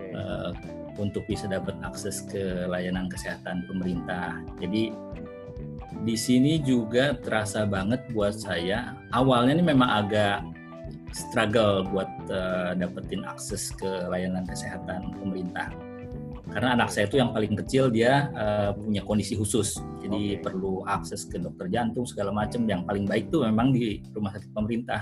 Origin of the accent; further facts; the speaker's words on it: Bandung, West Java, Indonesia; accent: Sundanese; moved away as an adult; also born or lived in Jakarta / Manila; now in Doha, Qatar; saya lahir dan besar di Bandung